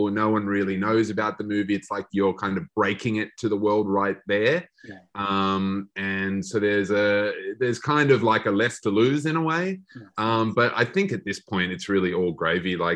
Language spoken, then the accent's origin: English; Australia; we as Australian horror fans, we obviously, you know, kind of always take mental note of those um, those films that kind of break through